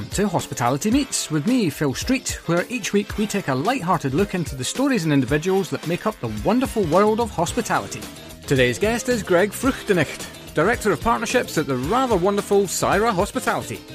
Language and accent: English; Scotland, United Kingdom; now in London, United Kingdom; Every time I go back to Scotland, I'm like, it's nice to be back